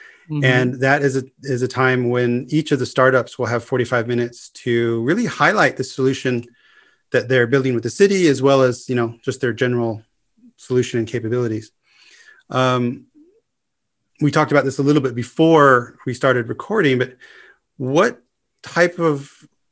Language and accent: English; Los Angeles, California, United States; moved away; I'm coming originally from Los Angeles